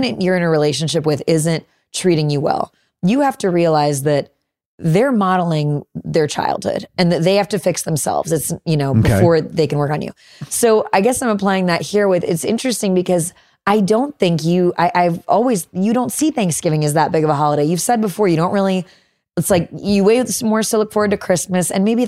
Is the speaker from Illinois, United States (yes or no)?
yes; Chicago, Illinois, United States; Growing up in Chicago, you have a better tolerance.